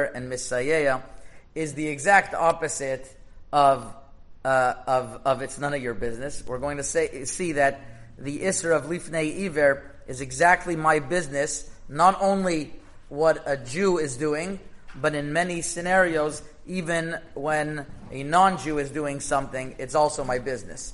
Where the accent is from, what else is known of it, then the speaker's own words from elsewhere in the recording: Canada; I'm Canadian.